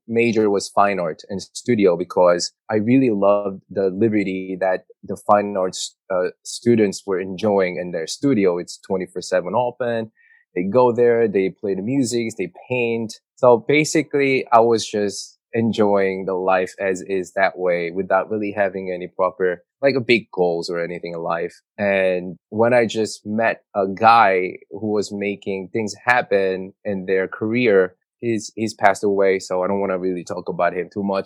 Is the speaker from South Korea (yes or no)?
yes; South Korea; English is a second language; moved away as an adult; now in New York, United States; I immigrated in New York at the age of 17. So I grew up in South Korea, went to high school there